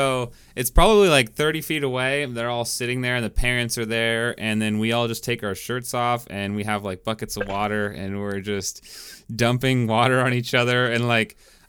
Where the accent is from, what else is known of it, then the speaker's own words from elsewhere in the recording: eastern Washington, United States; now in California, United States; because I'm from Washington, so it feels like in eastern Washington there's just like – it's exactly like this area, and it just feels like I'm back, like in this spot back home